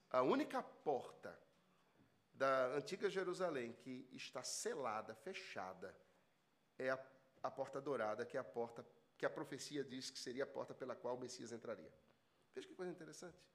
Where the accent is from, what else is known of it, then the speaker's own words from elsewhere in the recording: Recife, Pernambuco, Brazil; Então, como bom recifense, eu sou megalomaníaco.